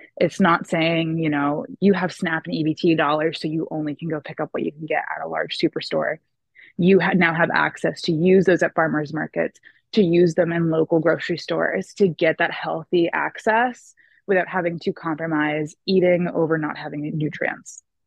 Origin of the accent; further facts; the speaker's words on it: Bangor, Maine, United States; I am actually born and raised here in the little town of Bangor, Maine